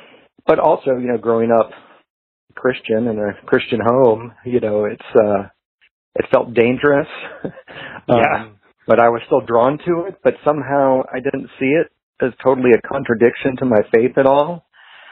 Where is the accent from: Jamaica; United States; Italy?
United States; Atlanta, Georgia; I grew up in the Atlanta area